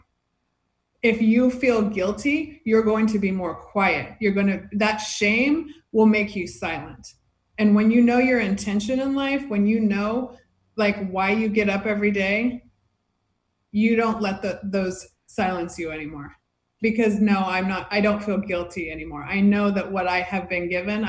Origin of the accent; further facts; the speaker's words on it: Fresno, California, United States; also born or lived in Hermosa Beach, California; now in Redondo Beach, United States; I grew up in Fresno